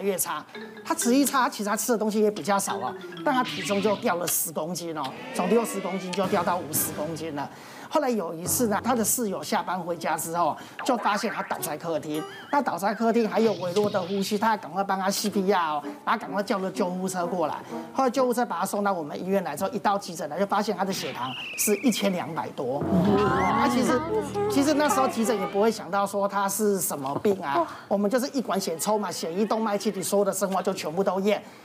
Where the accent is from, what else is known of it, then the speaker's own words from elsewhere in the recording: Taiwan; 我们台湾人自己的体质